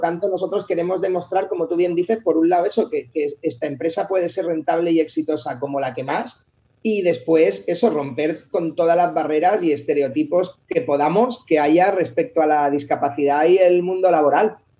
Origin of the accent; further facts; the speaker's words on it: Alicante, Valencian Community, Spain; moved away as an adult; nosotros eh, somos de Alicante, los tres